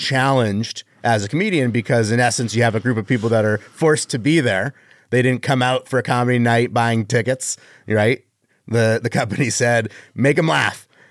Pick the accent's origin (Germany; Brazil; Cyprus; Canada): Canada; now in Las Vegas, United States; I was born in Canada.